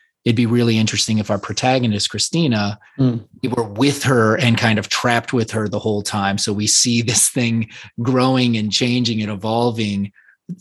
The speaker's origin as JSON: {"language": "English", "country": "Puerto Rico", "tie": "born or raised there", "said": "I was born in Puerto Rico"}